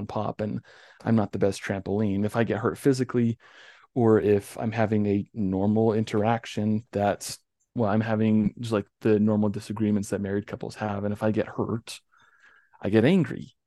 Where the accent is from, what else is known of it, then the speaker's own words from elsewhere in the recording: North Ogden, Utah, United States; also born or lived in Richmond, Utah / Logan Canyon; About 2002, when we moved from Richmond to North Ogden